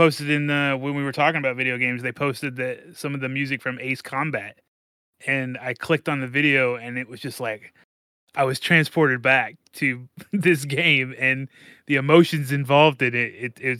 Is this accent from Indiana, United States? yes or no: yes; Indiana, United States; now in Louisville, United States; I grew up in Indiana. I came across the river, so.